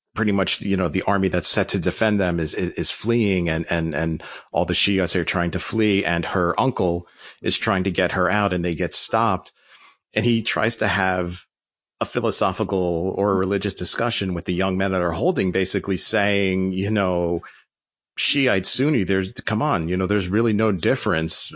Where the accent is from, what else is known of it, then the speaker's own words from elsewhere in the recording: United States; as an American